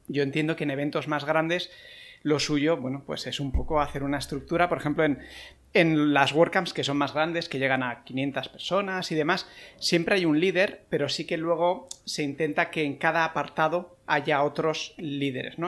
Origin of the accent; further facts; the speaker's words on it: Terrassa, Catalonia, Spain; la meetup de Tarrasa, que esa es la pequeñita, es la de mi pueblo, y la monto un poco para ponérselo fácil a la gente de aquí